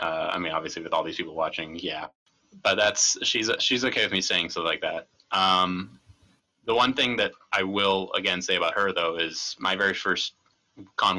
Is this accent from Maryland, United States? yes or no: yes; Maryland, United States; accent: Maryland; So I'm from Maryland